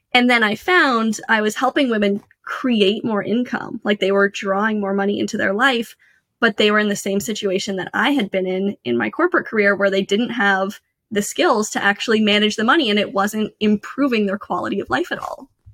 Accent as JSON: {"language": "English", "country": "Canada", "tie": "born or raised there", "moved": "as an adult", "lives_now": "United States", "said": "I grew up in Canada"}